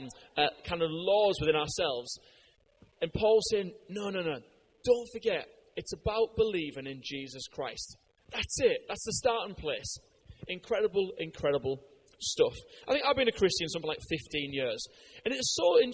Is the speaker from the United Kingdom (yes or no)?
yes; United Kingdom; I'm a Brit